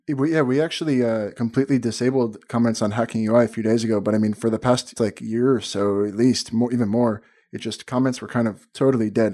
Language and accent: English; Miami, Florida, United States; moved away as an adult; now in Tel Aviv, Israel; I'm actually from, uh, Miami originally, living in Tel Aviv